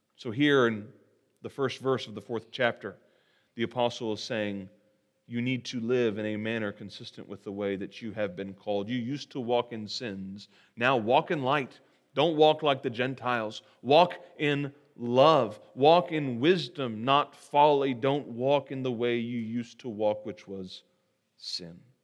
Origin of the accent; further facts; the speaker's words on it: Terre Haute, Indiana, United States; I'm from Terre Haute, and as I mentioned earlier this morning, uh, we are well known for our federal security prison